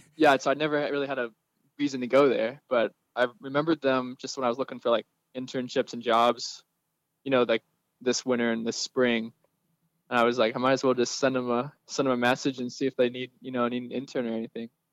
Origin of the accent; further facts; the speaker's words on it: Lexington, Virginia, United States; moved away; also born or lived in Indianapolis, Indiana; I'm actually from Lexington, Virginia